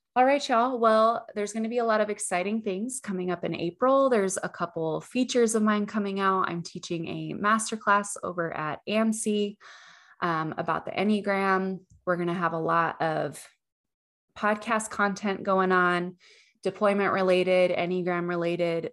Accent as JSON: {"language": "English", "region": "Utah", "country": "United States", "tie": "born or raised there", "moved": "as an adult", "lives_now": "Texas, United States", "said": "I grew up in Utah"}